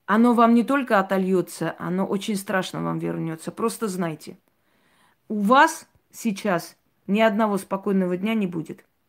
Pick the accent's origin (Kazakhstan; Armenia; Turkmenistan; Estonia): Armenia; как армянка